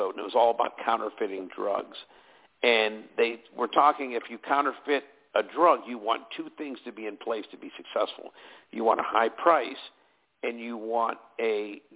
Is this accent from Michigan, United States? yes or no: no; Pittsburgh, Pennsylvania, United States; moved away as an adult; also born or lived in Erie, Pennsylvania / Williamsport, Pennsylvania / California; I was born and raised in Pittsburgh